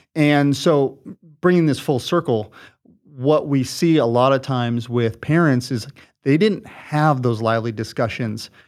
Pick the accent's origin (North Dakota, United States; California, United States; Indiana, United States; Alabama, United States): California, United States; Southern; moved away as an adult; now in Washington, United States; we uh, grew up here in Southern California, and, uh, we're born and raised here